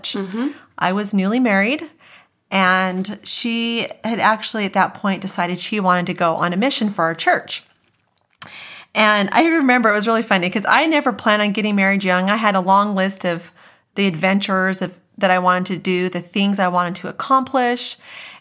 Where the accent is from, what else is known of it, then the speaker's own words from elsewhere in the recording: Mesa, Arizona, United States; also born or lived in Gilbert, Arizona; We grew up in Mesa